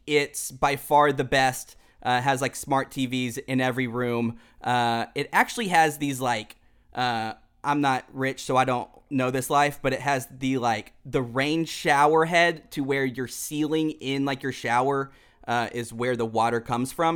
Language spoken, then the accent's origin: English; Houston, Texas, United States; moved away as an adult; now in Dallas, United States; I am from Houston